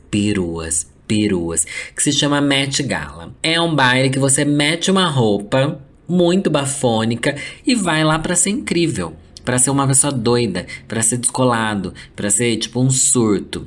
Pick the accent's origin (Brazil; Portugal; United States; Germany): Brazil; sendo brasileiro